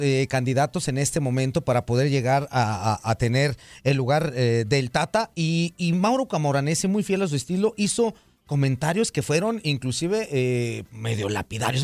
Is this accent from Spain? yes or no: no; Mexico; muchos como mexicanos decimos